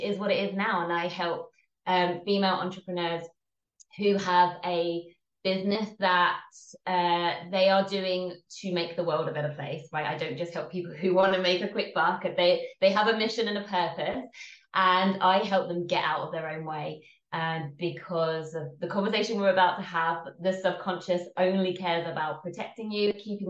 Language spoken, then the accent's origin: English; England, United Kingdom; from the accent, I am based in England, so I'm English